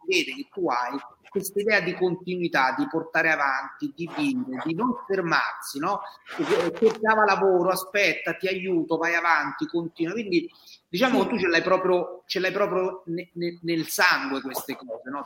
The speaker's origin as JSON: {"language": "Italian", "town": "Mentana", "region": "Lazio", "country": "Italy", "tie": "born or raised there", "said": "io sono proprio di Mentana. Io F cento ventisette è il mio codice fiscale, quindi io sono stato partorito a mentare. Quindi io posso proprio dire di essere un mentanese verace"}